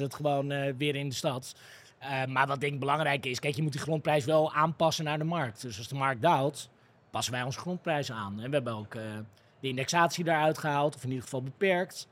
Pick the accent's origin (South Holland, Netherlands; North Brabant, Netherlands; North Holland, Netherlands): North Holland, Netherlands; Amsterdam; toen ik opgroeide in Amsterdam